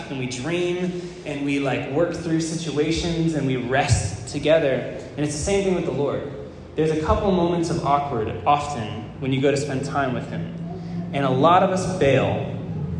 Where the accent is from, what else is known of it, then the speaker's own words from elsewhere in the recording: Florida, United States; moved away; I was from Florida